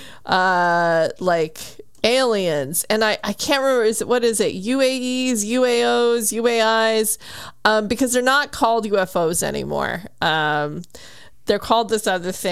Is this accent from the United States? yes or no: yes; New Mexico, United States; I am also from New Mexico